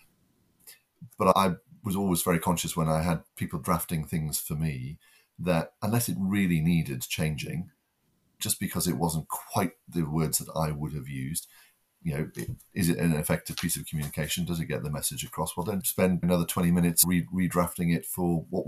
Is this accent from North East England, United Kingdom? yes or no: yes; the North East, North East England, United Kingdom; moved away; I'm originally from the Northeast, and the first generation to go to university